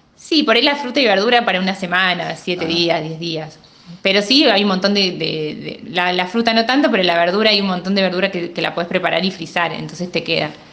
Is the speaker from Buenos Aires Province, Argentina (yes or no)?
no; Morteros, Córdoba, Argentina; moved away; yo nací en Morteros y bueno, hoy, por, esta situación tengo toda mi familia lejos